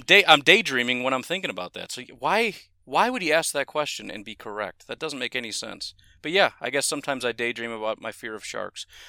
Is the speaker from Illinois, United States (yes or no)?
yes; Illinois, United States; moved away as an adult; now in Wisconsin, United States; one of the moves I made was from Streamwood High School to Lake Park High School in Illinois